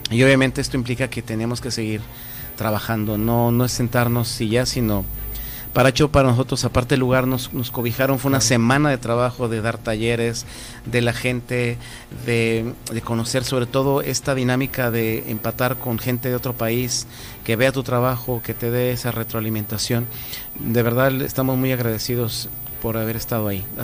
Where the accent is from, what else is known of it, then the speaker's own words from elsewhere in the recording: Mexico; nosotros como mexicanos a veces no tenemos mucha conciencia de, lo maravilloso que es cada lugar.